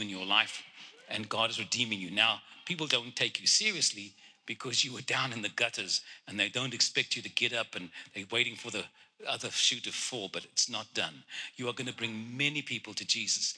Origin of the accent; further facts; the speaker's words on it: Cape Town, Western Cape, South Africa; first language Afrikaans; English is a second language; moved away; I was born in Cape Town